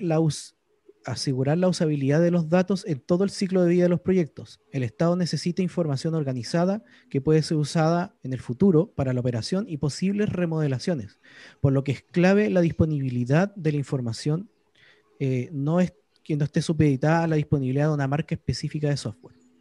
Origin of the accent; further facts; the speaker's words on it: Chile; Yo, como soy chileno